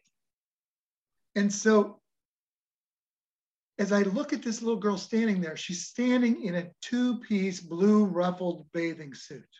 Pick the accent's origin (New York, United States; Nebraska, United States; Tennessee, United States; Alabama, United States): Nebraska, United States; we're from Nebraska.